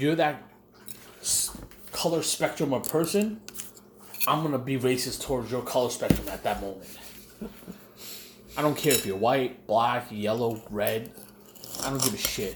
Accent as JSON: {"language": "English", "town": "New York City", "region": "New York", "country": "United States", "tie": "born or raised there", "also_born_or_lived": "Queens, New York / Brooklyn, New York", "said": "when I moved here to Brooklyn from Queens, there was a lot of Koreans and Irish folk around me"}